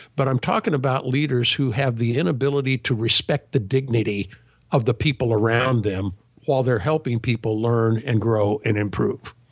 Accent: Sacramento, California, United States; I was born in Sacramento, California, many years ago. Actually, I grew up in an entrepreneurial family

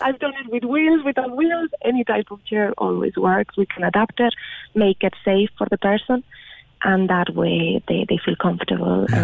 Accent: Spain; moved away as an adult; now in Ireland; I'm originally from Spain and I was in Ireland working

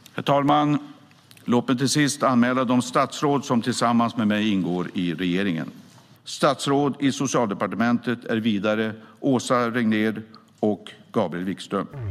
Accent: Västerås, Västmanland, Sweden; also born or lived in Barcelona; jag är ju västeråsare

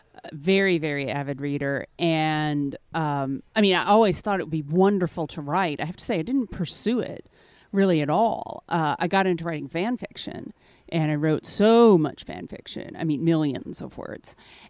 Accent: Mississippi, United States; now in New Orleans, United States; I'm originally from Mississippi, but I've lived all around. Currently, I'm based out of New Orleans.

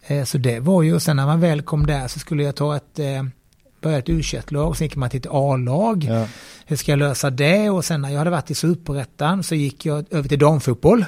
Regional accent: Bromölla, Skåne, Sweden; now in Gothenburg, Sweden; jag kommer ju från Bromölla från början

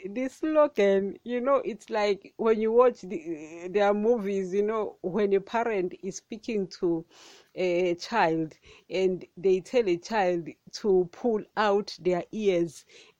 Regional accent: Nigeria; You know, I'm a Nigerian today.

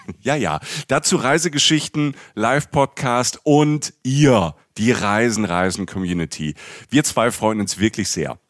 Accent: Rhineland-Palatinate, Germany; moved away; aus der Pfalz, aus der Südpfalz, wo ich herkomme

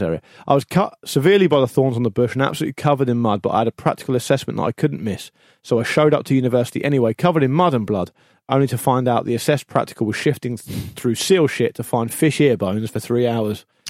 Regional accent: Gosport, South East England, United Kingdom; also born or lived in Portsmouth; I was born in Portsmouth, but I grew up in Gosport

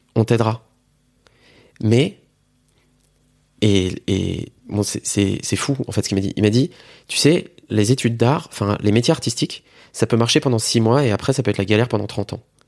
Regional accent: Metz, Grand Est, France; Je suis originaire de Metz

